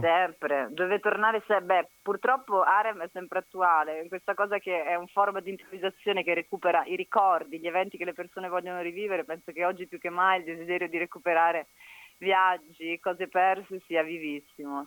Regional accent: Brescia, Lombardy, Italy; now in Rome, Italy; Sono bresciana

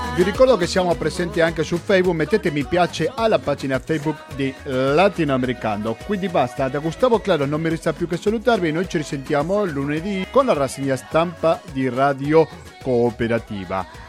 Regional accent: Argentina; accent: Argentine; moved away; Quando sentono la mia cadenza argentina

